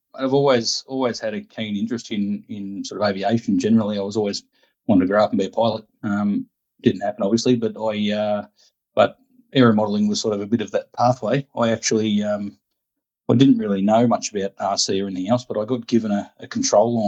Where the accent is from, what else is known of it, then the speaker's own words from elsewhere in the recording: Sale, Victoria, Australia; moved away as an adult; also born or lived in Ararat, Victoria; now in Port Macquarie, Australia; I grew up in Sale